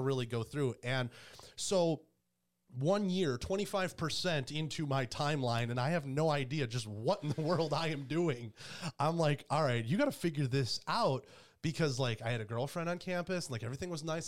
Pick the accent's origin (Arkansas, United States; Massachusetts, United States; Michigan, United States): Michigan, United States; Detroit; moved away as an adult; also born or lived in Carolina; now in Columbus, United States; Grew up and born in Michigan